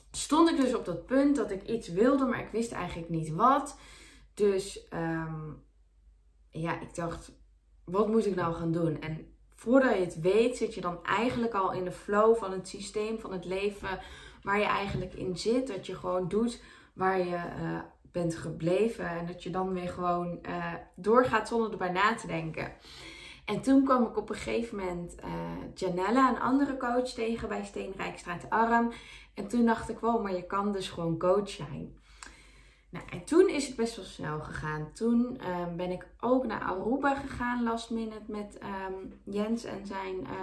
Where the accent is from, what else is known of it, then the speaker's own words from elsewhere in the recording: North Brabant, Netherlands; ik kom uit Brabant